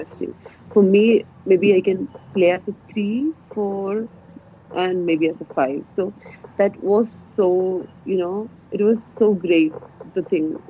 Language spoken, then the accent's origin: English; Wayanad, Kerala, India; moved away as an adult; now in Australia; as a girl from Wayanad